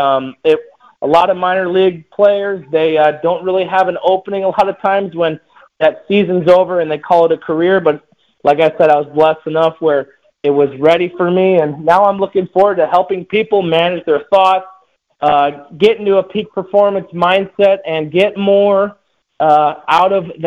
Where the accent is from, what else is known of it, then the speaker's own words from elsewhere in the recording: Chicago, Illinois, United States; playing in my hometown, playing in front of my friends, my mom and dad, my family